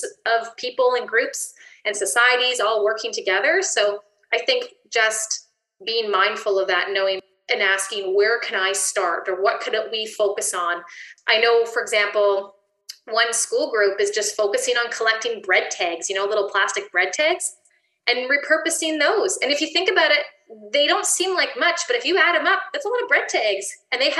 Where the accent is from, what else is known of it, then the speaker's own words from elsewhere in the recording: Ontario, Canada; now in British Columbia, Canada; I'm from Ontario